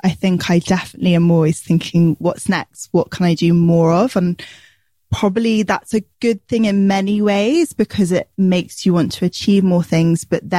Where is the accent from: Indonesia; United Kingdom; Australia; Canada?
United Kingdom; born or raised there